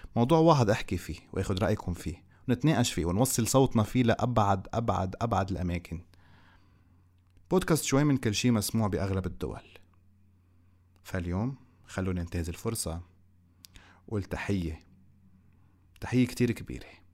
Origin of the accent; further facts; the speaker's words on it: Lebanon; إحنا كلبنانيين